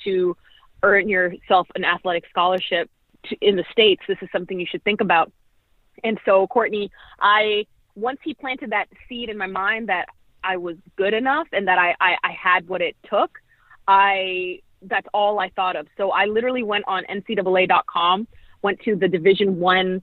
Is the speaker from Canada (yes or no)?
yes; Toronto, Ontario, Canada; moved away as an adult; also born or lived in Grambling, Louisiana / Manila, Philippines; growing up in Toronto, Canada, during my high school years